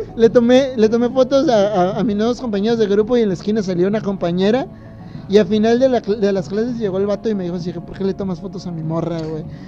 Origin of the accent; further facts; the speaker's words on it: Morelia, Michoacán, Mexico; como decimos en Morelia